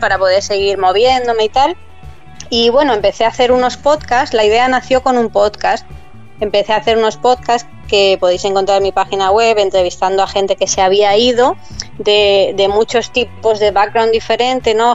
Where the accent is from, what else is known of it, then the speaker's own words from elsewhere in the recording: Madrid, Community of Madrid, Spain; moved away as an adult; also born or lived in Bahamas / London / Amsterdam; yo soy de Madrid y en Madrid los inviernos son muy fríos